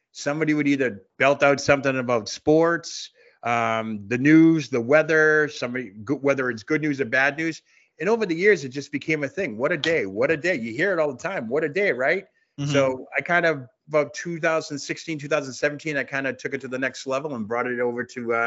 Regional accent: Boston, Massachusetts, United States; now in Centerville, United States; I'm a Bostonian that is transplanted to a small town

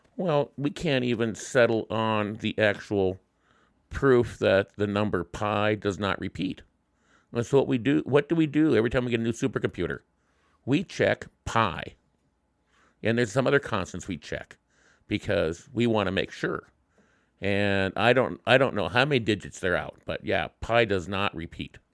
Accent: Wyoming, United States; my home state

